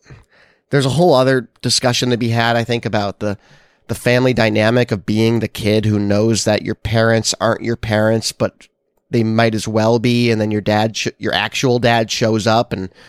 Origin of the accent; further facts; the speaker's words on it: Nevada, United States; I think part of it is that I grew up in Nevada, which is not in this movie. But like I have this connection to deserty spaces.